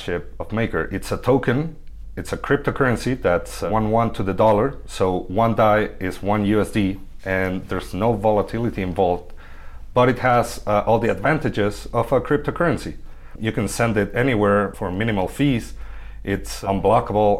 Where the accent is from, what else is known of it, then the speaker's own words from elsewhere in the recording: Buenos Aires, Argentina; moved away; also born or lived in Mexico City, Mexico; I come from Buenos Aires, Argentina. I lived in Mexico City for a few years